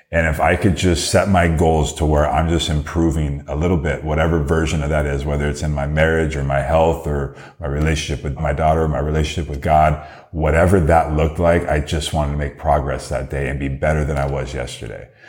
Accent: Downey, California, United States; Downey is my hometown

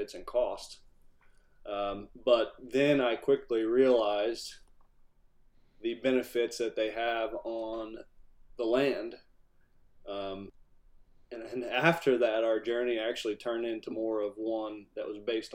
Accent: Southern Ohio, United States; I was born and raised here in Southern Ohio.

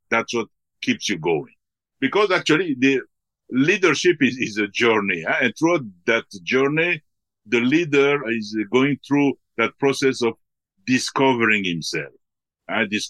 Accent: DR Congo; also born or lived in Belgium; I was born in the Congo and then we live partly in Belgium and then in the Congo. And then uh, from there, uh, even within Africa, we have traveled in some places.

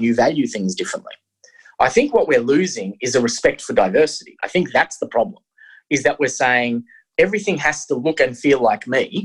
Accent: Australia; I'm an Australian

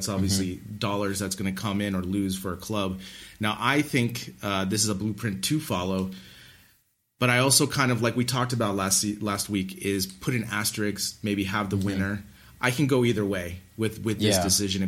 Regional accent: United States; as an American

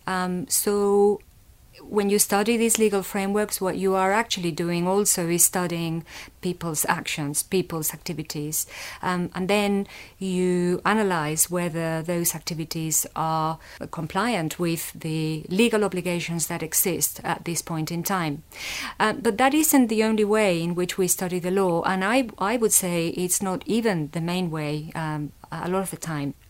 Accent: Valencia, Valencian Community, Spain; also born or lived in London; now in Leeds, United Kingdom; I grew up in Spain, in the city of Valencia

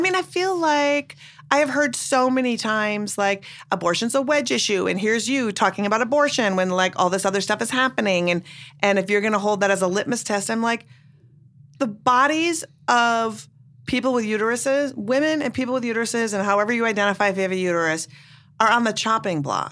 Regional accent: Minnesota, United States; now in Brooklyn, United States; I'm from Minnesota originally

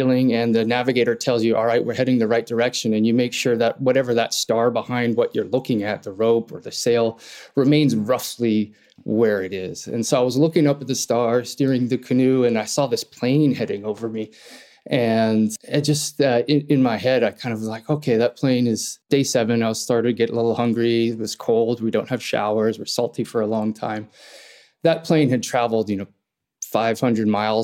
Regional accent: Hawaii, United States; also born or lived in Ireland; I was born in Ireland, raised in Hawaii. That's where I'm talking to you from now

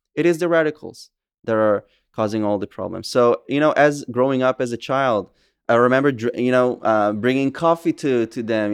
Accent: Safed, Northern District, Israel; also born or lived in Kadim, Samaria (West Bank); I was born and raised in Israel. I was born in Tzfat in the Upper Galilee

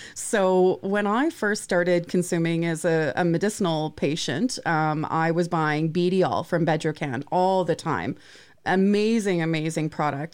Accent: Vancouver Island, British Columbia, Canada; I grew up on Vancouver Island

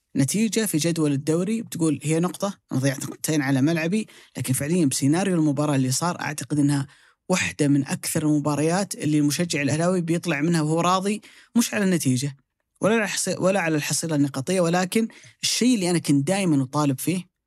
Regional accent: Saudi Arabia; عندنا في السعوديه

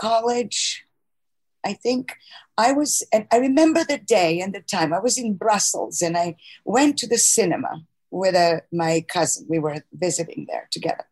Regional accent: Croatia; English is a second language; moved away as an adult; also born or lived in Chicago / New York; I grew up in what was then Yugoslavia, now Croatia

